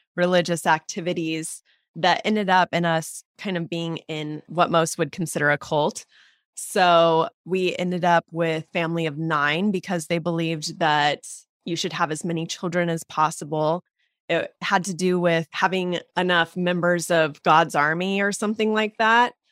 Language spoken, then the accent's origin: English; Portland, Oregon, United States; also born or lived in Southern California; I was born in Southern California, actually. I grew up, though, in Portland, Oregon